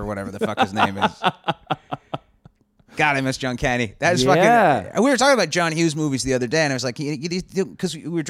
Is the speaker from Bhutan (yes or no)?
no; Canada; moved away as an adult; now in Los Angeles, United States; as a Canadian, I'm getting annoyed.